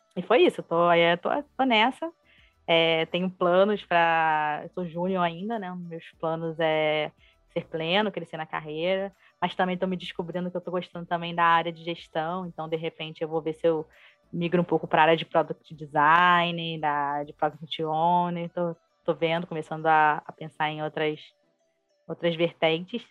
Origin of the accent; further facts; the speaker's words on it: Rio de Janeiro, Brazil; sou carioca, né, do Rio